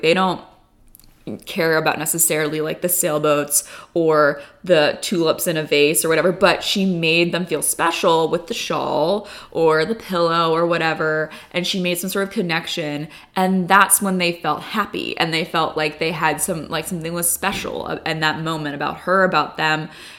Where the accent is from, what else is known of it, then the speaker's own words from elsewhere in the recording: California, United States; I guess I love them because, you know, I grew up in California and I love like those warm tones.